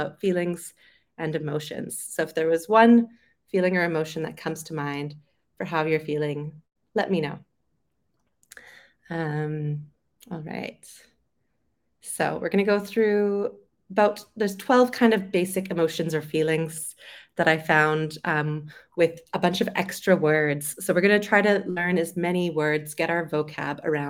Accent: Vancouver, British Columbia, Canada; moved away as an adult; also born or lived in London, United Kingdom; I'm originally from Vancouver on the West Coast. So I lived there most of my life, and then I moved to London in the UK.

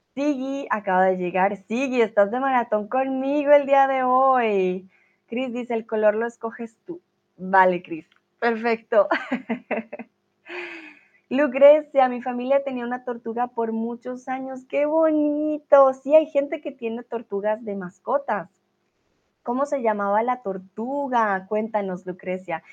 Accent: Colombia; now in Germany; soy de Colombia

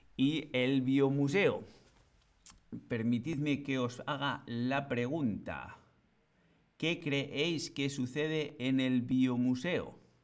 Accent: Bilbao, Basque Country, Spain; el Museo Guggenheim de Bilbao, que es de donde yo vengo

